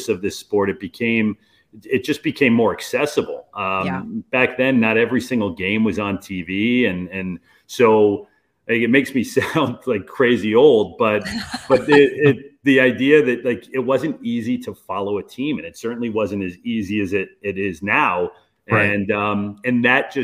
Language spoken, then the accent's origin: English; Los Angeles, California, United States; moved away as an adult; now in Dallas, United States; I grew up in Los Angeles